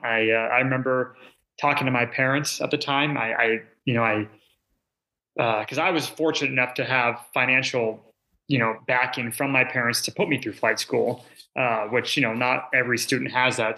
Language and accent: English; outside Seattle, Washington, United States; I grew up outside of uh, Seattle, Washington, about 30 minutes north, so Washington State